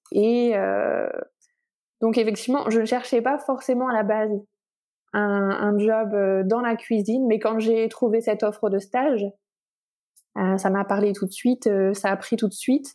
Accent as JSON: {"language": "French", "town": "Lille", "region": "Hauts-de-France", "country": "France", "also_born_or_lived": "Lyon, France", "moved": "as an adult", "lives_now": "Barcelona, Spain", "said": "je suis d'origine lilloise. J'ai été lyonnaise d'adoption"}